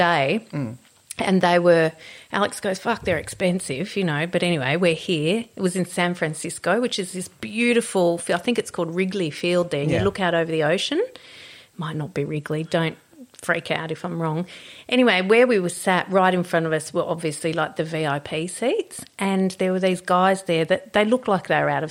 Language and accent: English; Australia; I'm from Australia.